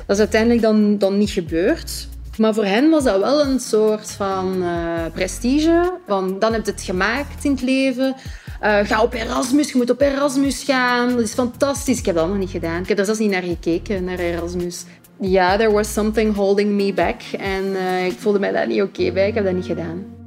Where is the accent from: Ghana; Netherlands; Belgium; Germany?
Belgium; Hoegaarden, Flanders; also born or lived in Tienen / Ghent; ik woon in Hoegaarden, het mooie landelijke Hoegaarden, samen met mijn zoontje Louis, is 5 jaar, en mijn man Wim. Nu al eh, heel mijn leven, geboren en getogen